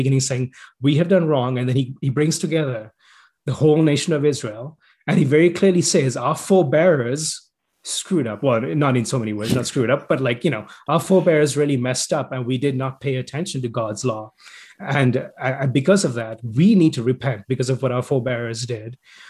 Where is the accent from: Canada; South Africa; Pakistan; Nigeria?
Canada; We're all Canadian, though, right?